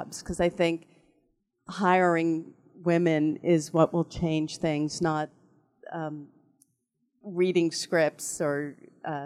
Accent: Newton, Massachusetts, United States; I'm from Newton, Massachusetts, which is, you know, the most liberal city in the most liberal state.

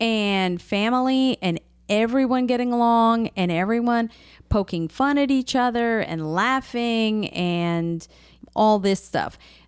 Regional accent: United States; also born or lived in Galicia, Spain; we grew up in New Jersey, New York area where everything was very close.

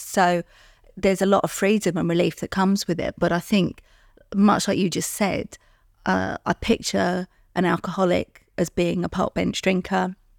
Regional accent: London, United Kingdom; I'm from London

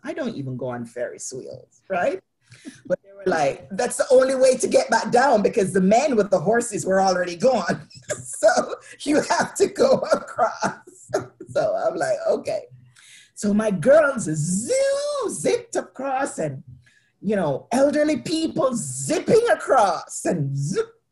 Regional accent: Jamaica; growing up in Jamaica

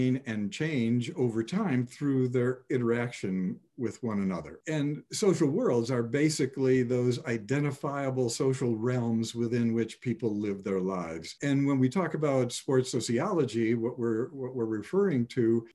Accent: Chicago, Illinois, United States; moved away as an adult; growing up in Chicago

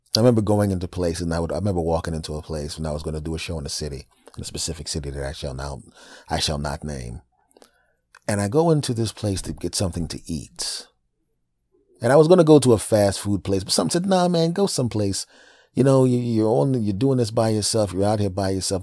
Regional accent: Pennsylvania, United States; moved away as an adult; also born or lived in Los Angeles, California; my home state is Pennsylvania

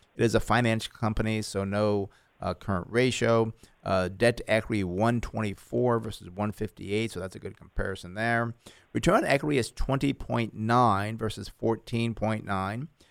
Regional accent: New York, United States; moved away; When I grew up in New York

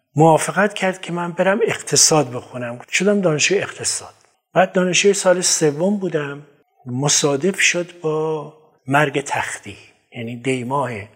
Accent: Kermanshah, Kermanshah Province, Iran; من در کرموشا به دنیا اومدم

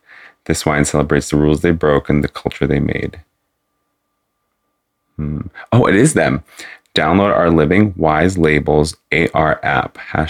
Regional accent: United Kingdom; I'm British. Sorry.

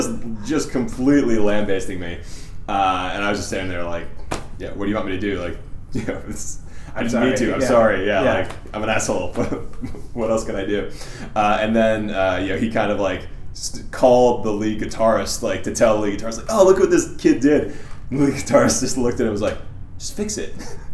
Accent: Plymouth, Massachusetts, United States; A town called Plymouth, Massachusetts.

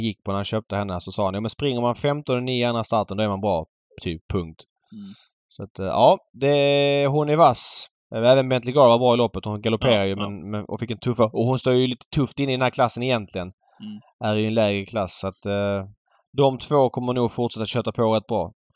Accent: Sweden; som svensk

